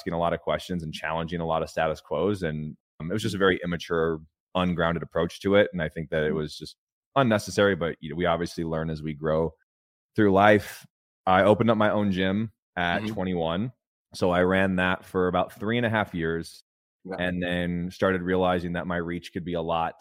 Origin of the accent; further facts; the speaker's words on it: California, United States; I grew up in a trailer park in California